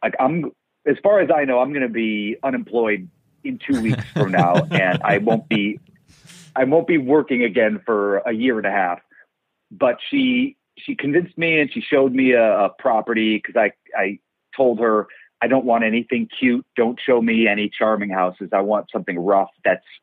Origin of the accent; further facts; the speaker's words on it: Cleveland, Ohio, United States; moved away as an adult; also born or lived in New York; now in Los Angeles, United States; I'm from Ohio, Cleveland, Ohio.